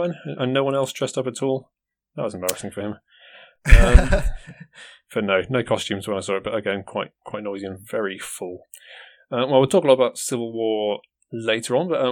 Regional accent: United Kingdom; I'm British

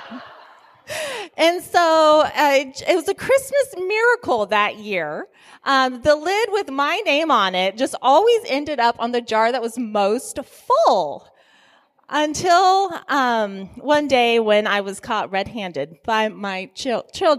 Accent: Italy; moved away; I was born in Italy

